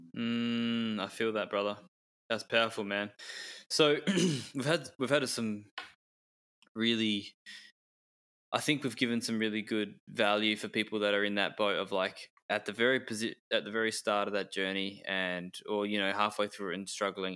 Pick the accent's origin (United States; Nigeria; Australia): Australia; Perth, Western Australia; I was born in Perth